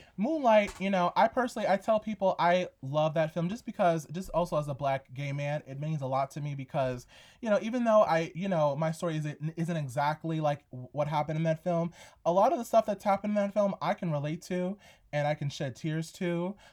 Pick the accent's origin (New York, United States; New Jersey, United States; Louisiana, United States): New York, United States; growing up in New York